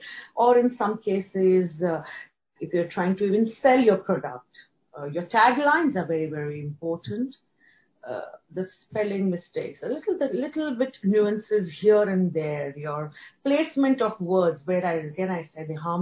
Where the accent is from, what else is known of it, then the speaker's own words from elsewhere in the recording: India; moved away as an adult; now in Hong Kong; born and brought up in India, then migrated to Hong Kong 15 years back after marriage.